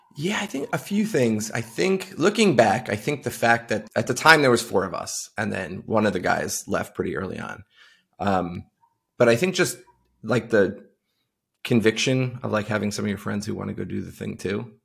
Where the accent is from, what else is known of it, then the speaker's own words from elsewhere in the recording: Farmingville, New York, United States; I grew up on Long Island, uh, out in a town called Farmingville